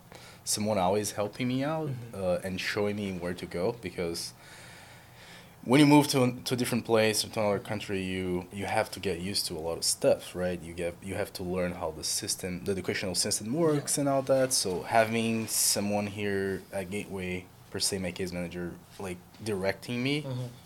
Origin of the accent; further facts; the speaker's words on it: southern Brazil, Brazil; moved away as an adult; now in San Diego, United States; I actually am originally from Brazil, Southern part of Brazil